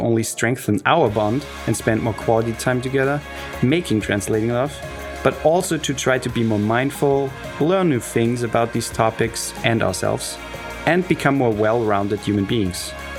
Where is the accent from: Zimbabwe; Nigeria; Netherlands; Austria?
Austria; and I'm from Austria